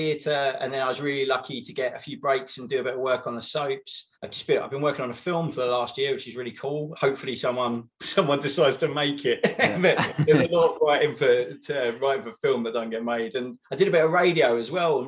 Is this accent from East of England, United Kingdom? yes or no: yes; near Basildon, Essex, East of England, United Kingdom; moved away; also born or lived in London; I grew up near Basildon in Essex